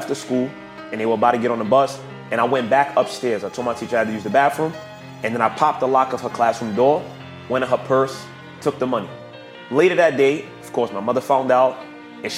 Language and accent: English; New York City, New York, United States; I'm from the hood, bitch. I'm from the Bronx